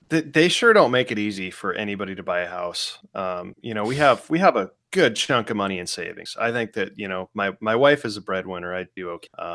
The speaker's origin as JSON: {"language": "English", "town": "Spokane", "region": "Washington", "country": "United States", "tie": "born or raised there", "moved": "yes", "lives_now": "New Port Richey, United States", "said": "I grew up in Spokane"}